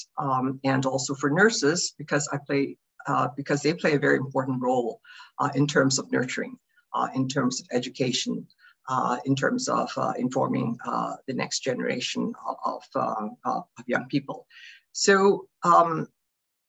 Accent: Hong Kong; also born or lived in Canada / United States; now in Vancouver, Canada; I grew up in Hong Kong

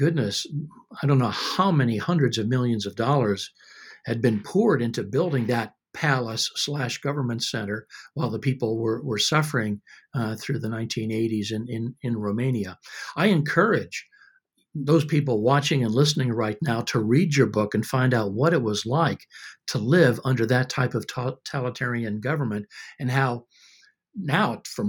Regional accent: Australia; born there; I was born in Australia. I've lost my accent, though. I used to sound like Ken Ham.

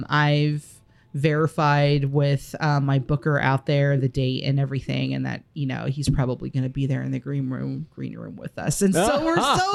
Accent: Florida, United States; now in Midwest, United States; I'm from Florida

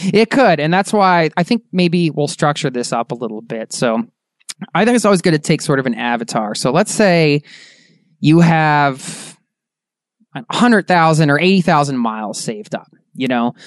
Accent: Philadelphia, Pennsylvania, United States; We're both from Philly

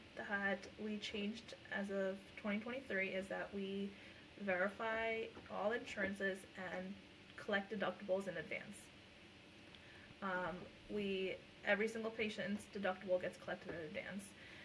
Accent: India; first language Punjabi; I'm not Hispanic. I'm Indian, and I also speak my language, which is Punjabi.

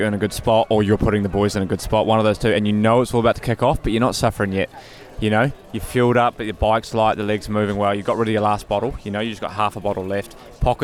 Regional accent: New Zealand; moved away

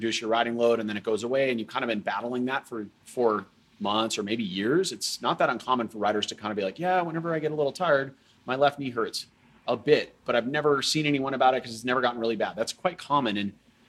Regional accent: Boulder, Colorado, United States; I grew up in Boulder

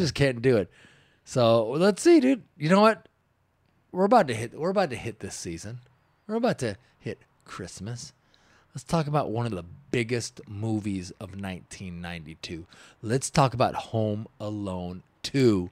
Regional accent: Washington, United States; I grew up in Washington

